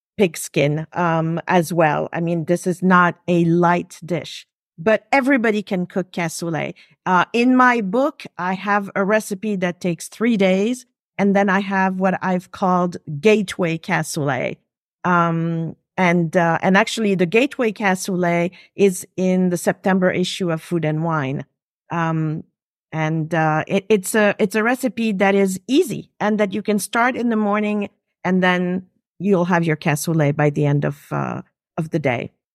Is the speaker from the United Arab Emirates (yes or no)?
no; Geneva, Switzerland; first language French; English is a second language; now in New York, United States; I'm actually originally from, uh, Switzerland, Geneva. French is my first language.